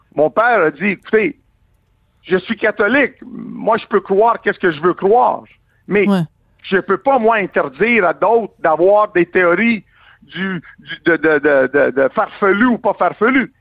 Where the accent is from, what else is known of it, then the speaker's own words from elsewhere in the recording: Quebec, Canada; en tant que Québécois